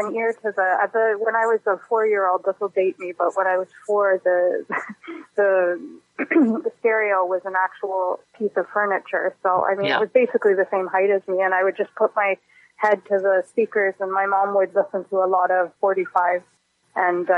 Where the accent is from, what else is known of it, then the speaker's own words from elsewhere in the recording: Guelph, Ontario, Canada; first language English; I grew up in Guelph in Ontario and in a completely Anglophone environment